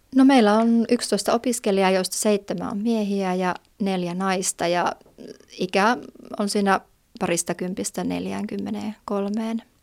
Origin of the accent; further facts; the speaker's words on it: Jyväskylä, Central Finland, Finland; moved away as an adult; now in Valtimo, Finland; ihan alun alkaen on Jyväskylästä, ja, mutta muutin heti lukion jälkeen sieltä pois